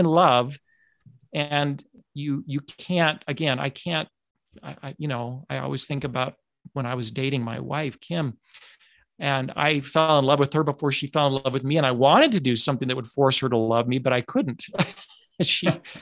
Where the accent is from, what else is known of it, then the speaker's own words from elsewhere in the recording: United States; I'm speaking here as an American in the United States